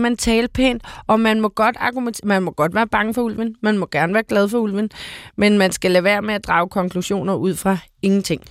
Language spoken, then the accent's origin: Danish; Copenhagen, Capital Region of Denmark, Denmark; også som københavner